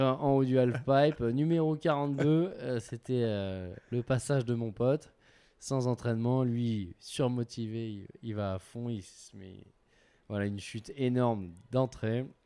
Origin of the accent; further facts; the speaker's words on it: Gap, Provence-Alpes-Côte d'Azur, France; now in Annecy, France; j'habite à Annecy, mais je suis originaire de Gap dans les Alpes du Sud où j'ai passé la plus grosse partie euh, de mon enfance, de mon adolescence